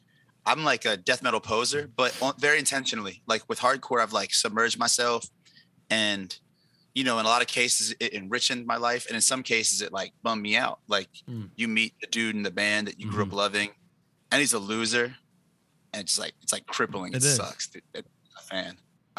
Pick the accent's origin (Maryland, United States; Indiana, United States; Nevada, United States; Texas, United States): Maryland, United States; Baltimore; moved away as an adult; also born or lived in Los Angeles; I'm from Baltimore. Like, this is very much who I am.